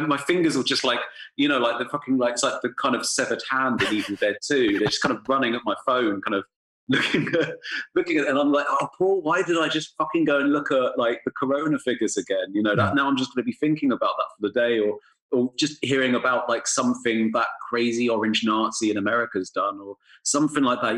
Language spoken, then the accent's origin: English; England, United Kingdom; also born or lived in London; now in Berlin, Germany; as an English person